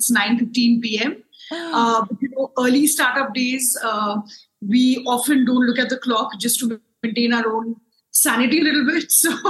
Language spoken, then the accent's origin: English; New Delhi, Delhi, India; I'm from New Delhi, India